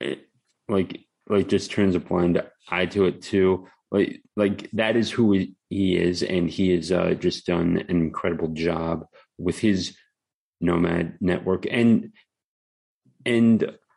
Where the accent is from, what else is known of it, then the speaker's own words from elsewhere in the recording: Maryland, United States; now in Florida, United States; I grew up in Maryland